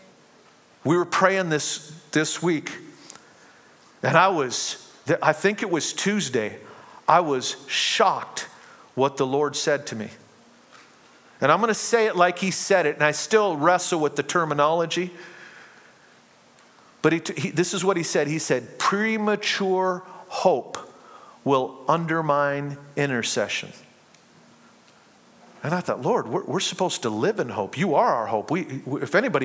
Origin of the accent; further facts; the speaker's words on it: United States; I am a citizen of heaven before I'm a citizen of the United States